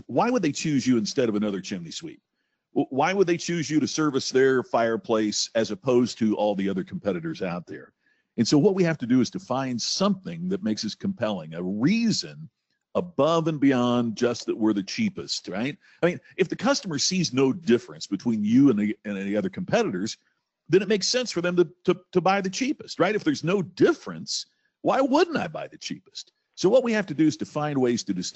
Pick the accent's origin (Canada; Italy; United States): United States; Crothersville, Indiana; I grew up in a very small town, rural Indiana. My mom and dad owned the one grocery store in Crothersville, Indiana, my hometown